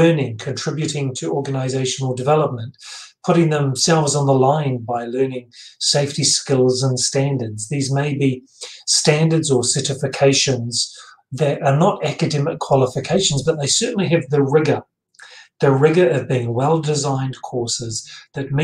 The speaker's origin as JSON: {"language": "English", "country": "New Zealand", "said": "I'm a New Zealander."}